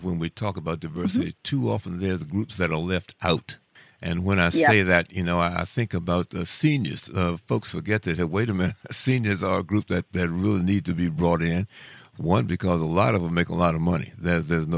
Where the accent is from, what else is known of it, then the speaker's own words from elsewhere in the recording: Washington, District of Columbia, United States; as an African-American, I'm from Washington, D.C.